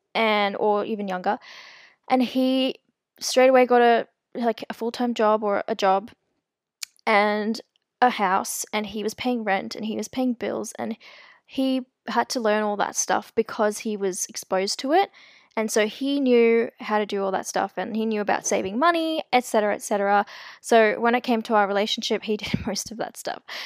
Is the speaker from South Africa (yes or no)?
yes; South Africa; I'm actually South African. I was born there.